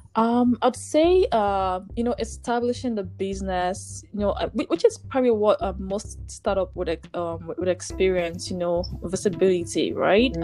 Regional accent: Nigeria; moved away as an adult; now in Ontario, Canada; coming into Canada as an immigrant, you know, um, from Nigeria, from Ni- I'm from Nigeria

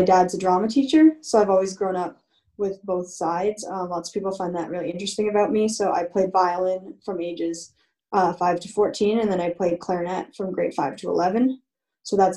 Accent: London, Ontario, Canada; moved away as an adult; also born or lived in Michigan, United States; being Canadian

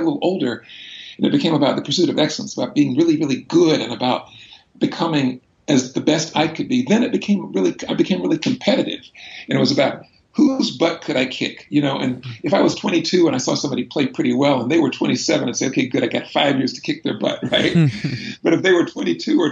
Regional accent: Brunswick, Georgia, United States; I was born in Brunswick, Georgia, southeast corner of the state of Georgia in the 1960s

